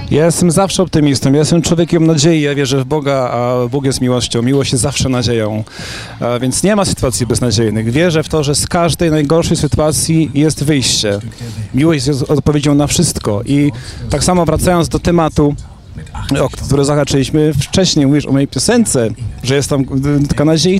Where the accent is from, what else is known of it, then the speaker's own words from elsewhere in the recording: Zubrzyca, Poland; moved away; nawet u siebie na, na wsi, w Zubrzycy, skąd pochodzę, czasami bywam